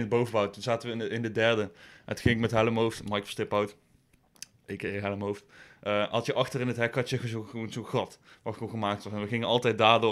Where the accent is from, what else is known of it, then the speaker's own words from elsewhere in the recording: Boekel, North Brabant, Netherlands; moved away as an adult; now in Nijmegen, Netherlands; Ik kom uit Boekel. Ik woon eh, in Nijmegen